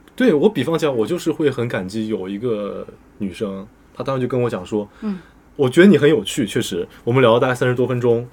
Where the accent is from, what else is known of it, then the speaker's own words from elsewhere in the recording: China; 我们中国人